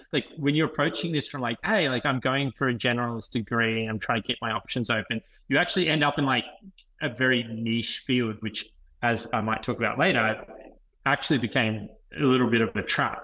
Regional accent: Wagga Wagga, New South Wales, Australia; also born or lived in Melbourne, Victoria / Sydney; I was brought up in Melbourne, but came from a regional family. So moved to Wagga during my, you know, most of my primary school years.

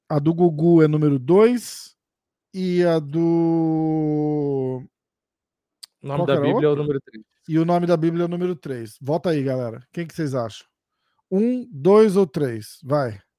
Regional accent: São Paulo, Brazil; Eu sou do estado de São Paulo.

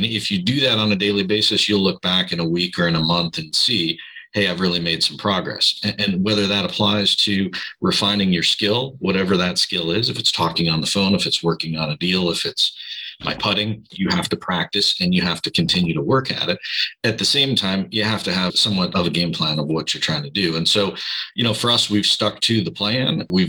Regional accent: Midwest, United States; now in California, United States; maybe I learned that from growing up in the Midwest, where you have maybe a little better work ethic.

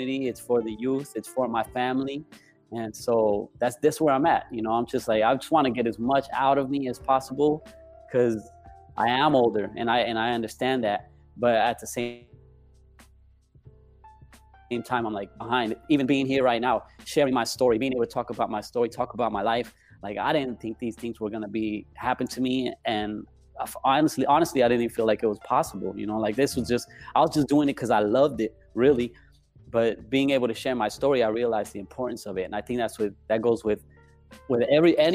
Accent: El Paso, Texas, United States; also born or lived in Las Vegas, Nevada / Chihuahua, Mexico (ancestry); now in Los Angeles, United States; growing up in El Paso, I didn't grow up with my culture

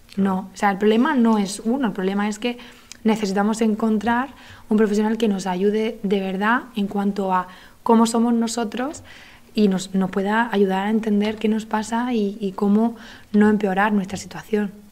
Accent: Granada, Andalusia, Spain; moved away; Yo soy de Granada

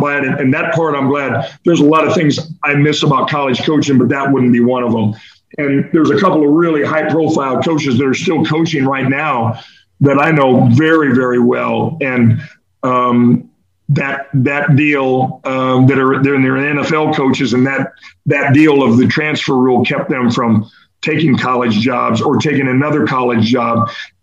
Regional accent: Iowa City, Iowa, United States; moved away as an adult; now in Sarasota, United States; I grew up in Iowa City

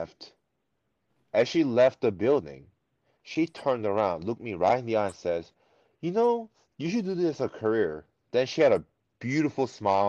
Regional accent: United States; English is a second language; also born or lived in South Korea; growing up in America throughout my elementary and middle school years

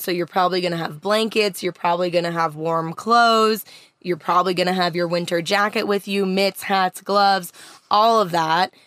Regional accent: Canada; Growing up in Canada, you always had a winter readiness kit inside of your van or car

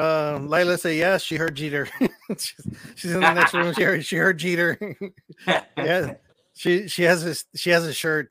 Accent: Houston, Texas, United States; now in Cotulla, United States; I'm from Houston

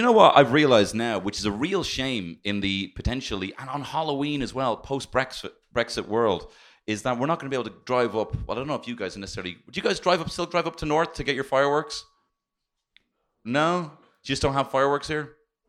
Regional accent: Ireland

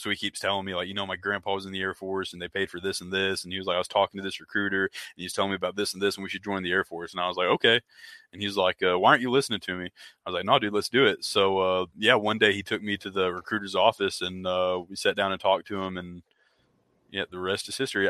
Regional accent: Oklahoma, United States; he asked where i was from and i was uh, i told him oklahoma

